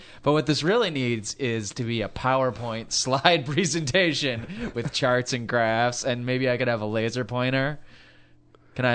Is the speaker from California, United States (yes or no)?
yes; California, United States; we're from California